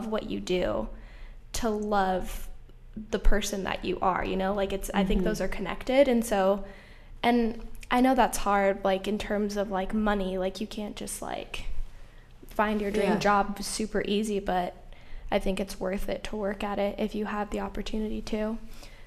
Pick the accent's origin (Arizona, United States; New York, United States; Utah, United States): Utah, United States; Salt Lake City; I grew up in Salt Lake City, where I went to a high school that was predominantly white